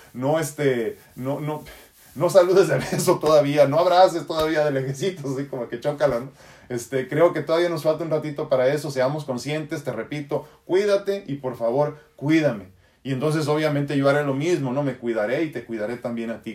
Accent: Tijuana, Baja California, Mexico; accent: norteño; also born or lived in San Diego, California, United States; yo he vivido toda mi vida entre San Diego y Tijuana. Digo, si eso te sirve, ¿no? San Diego, California, y Tijuana, Baja California, México, Estados Unidos. Por eso tengo un acento norteñón

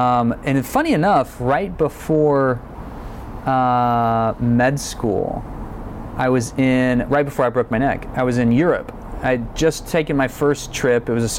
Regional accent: Texas, United States; growing up in South Texas, especially being a child of the war on drugs era

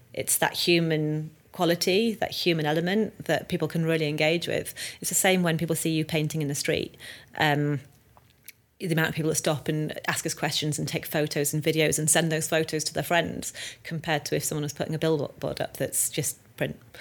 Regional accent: North Wales, United Kingdom; moved away as an adult; also born or lived in London; I was from North Wales, this little scared girl in the city

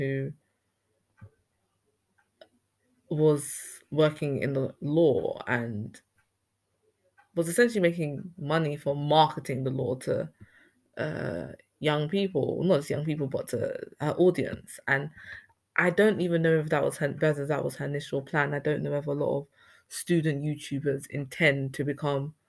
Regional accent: Ghana; I'm from Ghana and everything was oral back in our society

